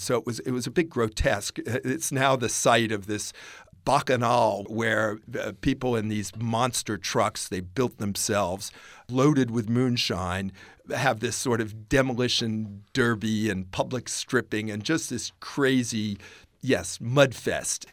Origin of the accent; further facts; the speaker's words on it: Virginia, United States; also born or lived in the South; I was growing up near the Civil War battlefields in Virginia